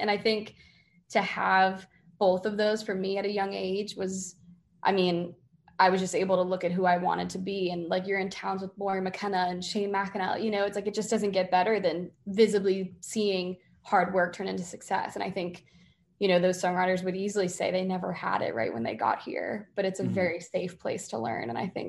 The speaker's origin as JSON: {"language": "English", "town": "Boston", "region": "Massachusetts", "country": "United States", "said": "yeah, I'm from Boston. And they're like, welcome home."}